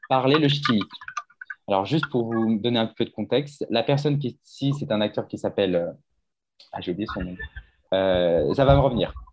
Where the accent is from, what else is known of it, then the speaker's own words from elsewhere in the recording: Paris, Île-de-France, France; accent: Parisian; nous avons du coup l'accent parisien qui est un peu l'accent standard en fait, c'est mon accent.